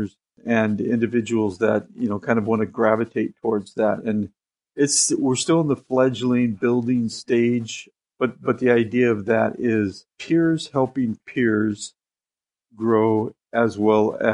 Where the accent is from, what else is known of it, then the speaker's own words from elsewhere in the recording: Seattle, Washington, United States; I was born in Seattle